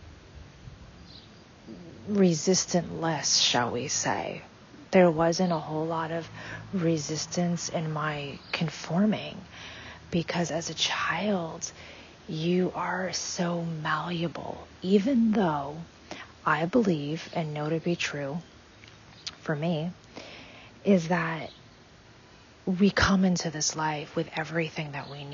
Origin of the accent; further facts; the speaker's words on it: United States; I was born and raised in America